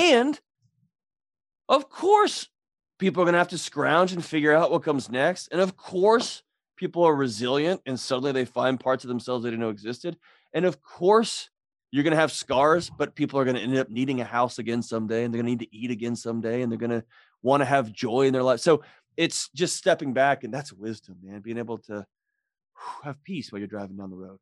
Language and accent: English; Texas, United States; I grew up in Texas